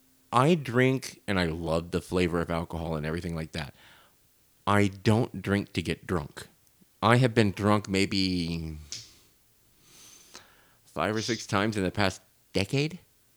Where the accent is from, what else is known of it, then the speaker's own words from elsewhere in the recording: Ireland; And see, now, I'm Irish.